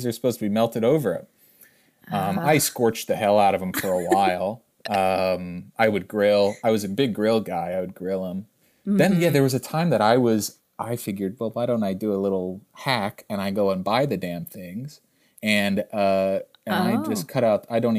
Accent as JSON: {"language": "English", "region": "Pennsylvania", "country": "United States", "said": "people started saying …, because Gainesville, we're from Pennsylvania"}